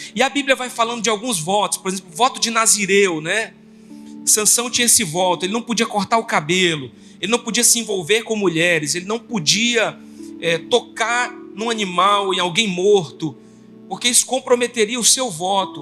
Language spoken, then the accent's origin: Portuguese; Brazil; a gente vive num país que tem o nosso jeito brasileiro